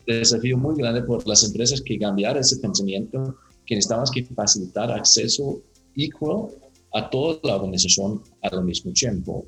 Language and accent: Spanish; Denmark; Spanish is a second language; moved away as an adult; also born or lived in Latin America; soy danés.